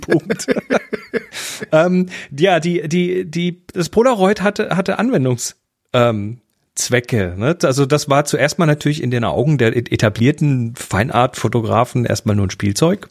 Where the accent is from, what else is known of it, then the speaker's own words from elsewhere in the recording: Horb am Neckar, Baden-Württemberg, Germany; bei uns äh, in Horb, wo ich herkomme